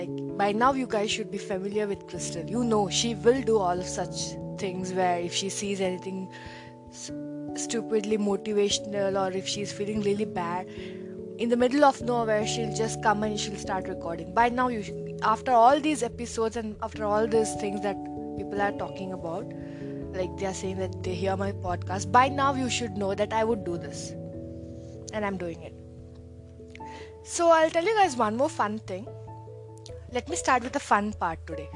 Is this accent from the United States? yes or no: no; Goa, India; moved away as an adult; now in Bangalore, India; I grew up in Goa. I literally grew up. I did most of my schoolings.